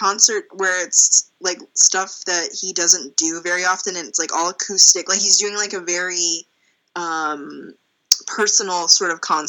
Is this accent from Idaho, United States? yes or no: no; Anaheim, California, United States; I'm from Anaheim